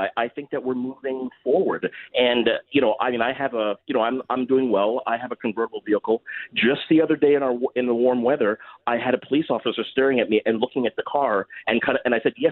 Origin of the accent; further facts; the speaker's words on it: Mississauga, Ontario, Canada; now in Toronto, Canada; We grew up in Mississauga, an old Meadowvale.